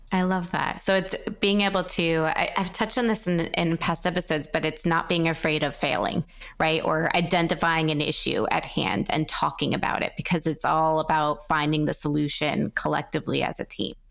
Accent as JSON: {"language": "English", "region": "New York", "country": "United States", "said": "I'm from New York, too."}